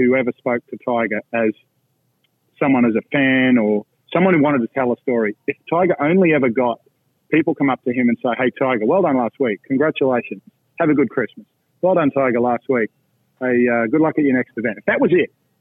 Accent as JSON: {"language": "English", "country": "Australia", "moved": "as an adult", "lives_now": "Orlando, United States", "said": "when I came from Australia, from a small club that costs about $300 a year US"}